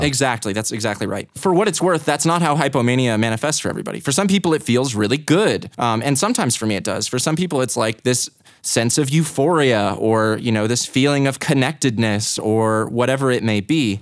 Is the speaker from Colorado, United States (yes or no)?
yes; Boulder, Colorado, United States; also born or lived in Greeley, Colorado / Longmont, Colorado / Louisville, Colorado / Lafayette, Colorado; I was born in Greeley, in nineteen ninety-four, I spent most of my time growing up in Boulder, Colorado